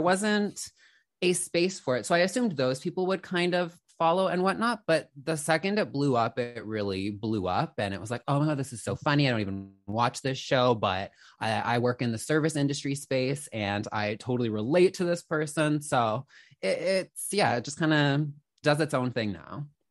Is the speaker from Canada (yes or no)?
yes; Canada; also born or lived in Toronto; I'm a Canadian girly, I'm in Toronto